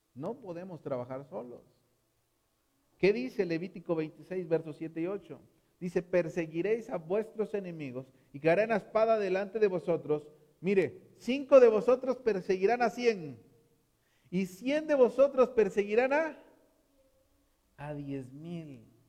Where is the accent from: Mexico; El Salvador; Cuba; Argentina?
Mexico